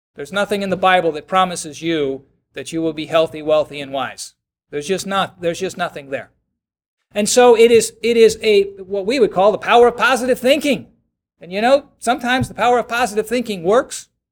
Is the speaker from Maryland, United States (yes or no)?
yes; Baltimore, Maryland, United States; I'm from Baltimore